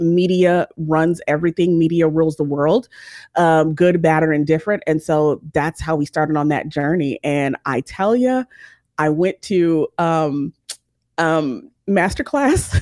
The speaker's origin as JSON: {"language": "English", "town": "San Bernardino", "region": "California", "country": "United States", "tie": "born or raised there", "also_born_or_lived": "Los Angeles, California", "moved": "as an adult", "lives_now": "Georgia, United States", "said": "I am from, originally from San Bernardino, California"}